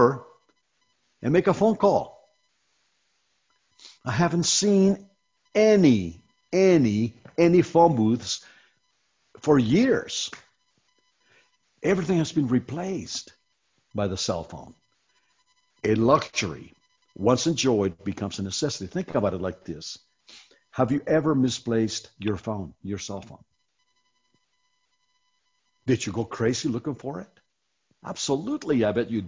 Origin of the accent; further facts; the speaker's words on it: Iowa, United States; moved away; I was raised in Iowa